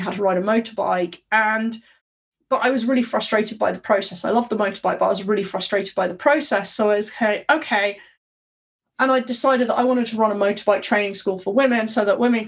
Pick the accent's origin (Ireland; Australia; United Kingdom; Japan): United Kingdom; London; I was born in Southeast London, Guy's Hospital, and we lived in Dulwich in Southeast London.